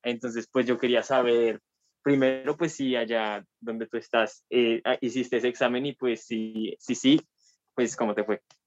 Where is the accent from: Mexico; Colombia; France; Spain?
Colombia; yo pues soy de Colombia, ¿no? Y pues aquí en Colombia